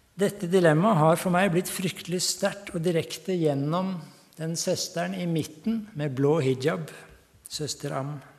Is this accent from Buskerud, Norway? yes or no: yes; Hallingdal, Buskerud, Norway; also born or lived in Tanzania / Nairobi, Kenya; now in Ringshaug, Norway; Jeg kommer opprinnelig fra Hallingdal, men nå bor jeg på Ringshaug.